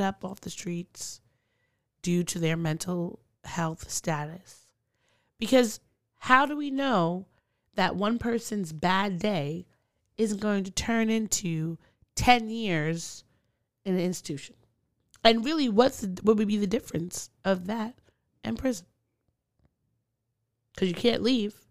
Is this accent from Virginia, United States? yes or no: no; Long Island, New York, United States; where I grew up in Long Island